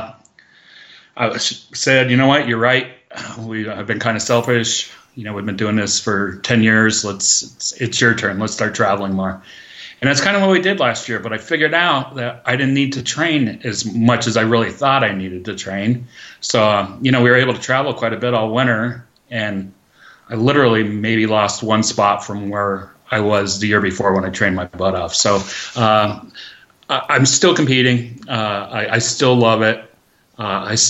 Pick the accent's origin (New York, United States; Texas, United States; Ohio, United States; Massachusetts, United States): Massachusetts, United States; moved away as an adult; now in Lake Tahoe, United States; I'm originally from Massachusetts, Massol, and, I was a pretty good skier on the East Coast